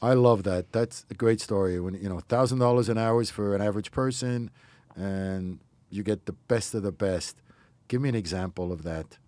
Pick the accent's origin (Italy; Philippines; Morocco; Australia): Morocco; now in United States; where I grew up in Morocco